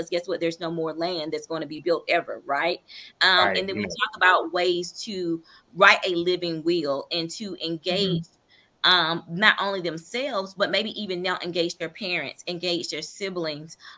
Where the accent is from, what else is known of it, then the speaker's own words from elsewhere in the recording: Eatonton, Georgia, United States; I'm from Putnam County or Edenton, Georgia